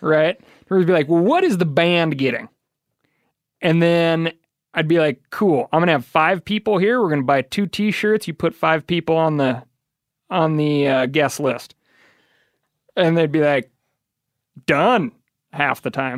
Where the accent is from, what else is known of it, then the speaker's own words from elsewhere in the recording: Missoula, Montana, United States; But growing up in Missoula, there's always a lot of music around.